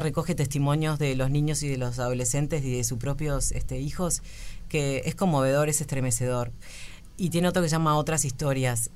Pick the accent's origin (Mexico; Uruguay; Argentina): Uruguay; Cordón, Montevideo; yo toda la vida vi en Cordón